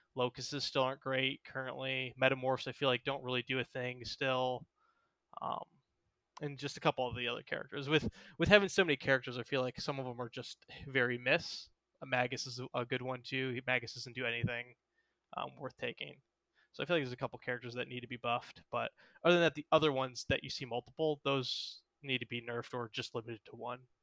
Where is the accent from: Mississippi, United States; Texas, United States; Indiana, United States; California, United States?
Texas, United States; Houston; That's where I live is, is in Houston.